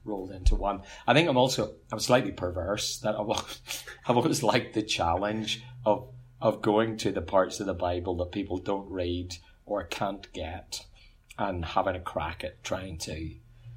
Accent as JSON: {"language": "English", "area": "Ulster", "region": "Northern Ireland", "country": "United Kingdom", "also_born_or_lived": "Dublin, Ireland", "accent": "Ulster", "moved": "as an adult", "lives_now": "Queensland, Australia"}